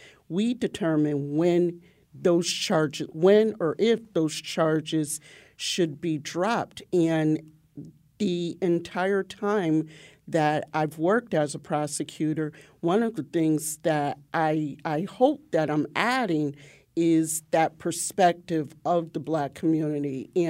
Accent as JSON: {"language": "English", "town": "Waterbury", "region": "Connecticut", "country": "United States", "said": "being from a black community, I'm from the North End or the Long Hill section of Waterbury, where there were very few whites."}